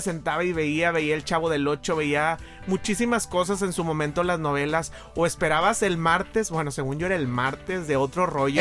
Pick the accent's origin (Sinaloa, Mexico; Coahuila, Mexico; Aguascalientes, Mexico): Coahuila, Mexico; Monclova; moved away as an adult; also born or lived in Saltillo / Mexico City / Monterrey; Yo soy de Monclova, nací en Monclova